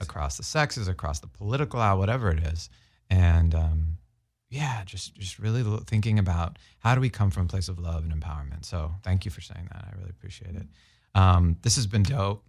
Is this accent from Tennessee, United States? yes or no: no; Boston, Massachusetts, United States; growing up in Boston